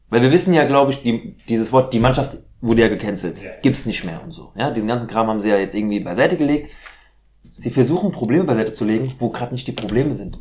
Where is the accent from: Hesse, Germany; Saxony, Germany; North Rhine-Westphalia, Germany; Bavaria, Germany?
Hesse, Germany; Frankfurt; Ich bin in Deutschland geboren, ich bin in Frankfurt